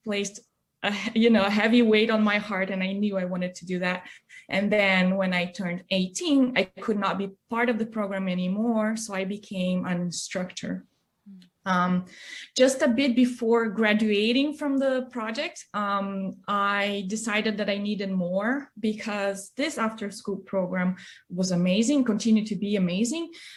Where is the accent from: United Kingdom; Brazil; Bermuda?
Brazil; São Paulo; moved away; in my hometown in Brazil